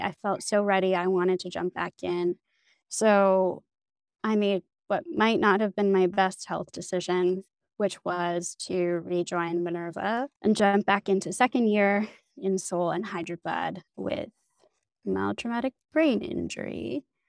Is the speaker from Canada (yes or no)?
yes; Canada; moved away as an adult; now in Berlin, Germany; I grew up in Canada